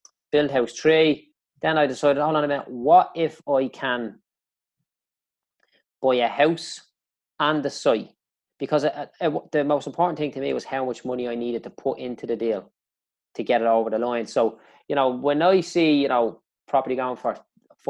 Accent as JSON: {"language": "English", "town": "Dublin", "region": "Leinster", "country": "Ireland", "tie": "born or raised there", "said": "I grew up in Clondalkin"}